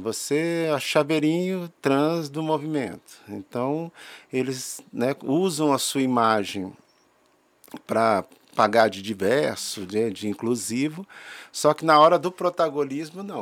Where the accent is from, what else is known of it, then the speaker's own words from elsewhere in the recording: Brasília, Federal District, Brazil; sou brasiliense